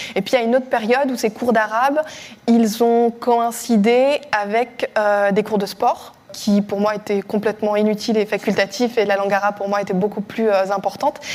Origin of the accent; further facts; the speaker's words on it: Strasbourg, Grand Est, France; dans ma ville natale, à, Strasbourg